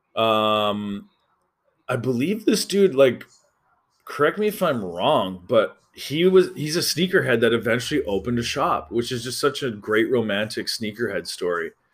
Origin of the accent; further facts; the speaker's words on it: Alberta, Canada; I'm from Alberta